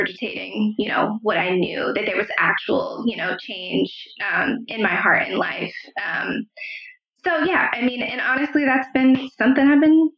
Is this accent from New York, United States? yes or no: no; Pittsburgh, Pennsylvania, United States; moved away; also born or lived in Philadelphia; I grew up in Pittsburgh. That's where I was born and raised